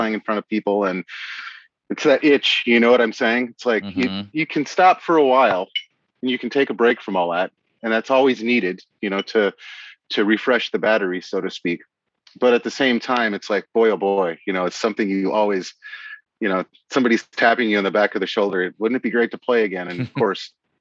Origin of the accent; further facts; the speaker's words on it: Appleton, Wisconsin, United States; now in Seattle, United States; I'm from Appleton, Wisconsin